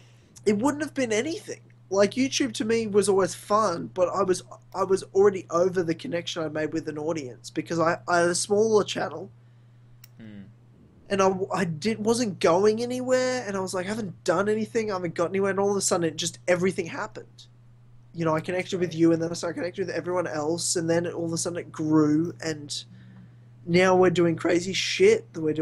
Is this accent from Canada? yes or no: no; New Zealand; I'm from New Zealand. Yeah, but New Zealand, Australia, we're the same shit.